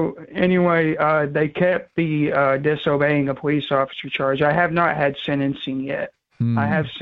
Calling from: New Hampshire, United States; I was calling from Waconia, New Hampshire.

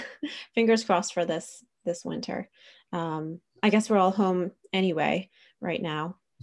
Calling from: Pennsylvania, United States; I'm speaking from Pennsylvania in the United States, and we have very bad winters too.

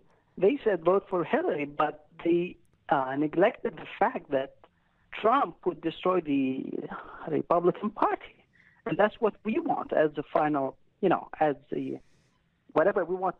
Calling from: Baghdad, Baghdad Governorate, Iraq; Hey, I'm calling from Baghdad, Iraq.

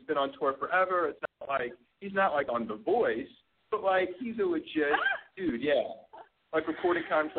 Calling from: Hermosa Beach, California, United States; So, I'm 36. I'm calling from Hermosa Beach, California.

